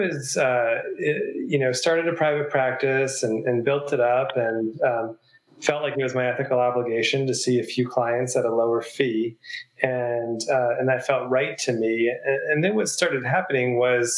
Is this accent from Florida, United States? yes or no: no; New York, United States; now in Asheville, United States; I'm from New York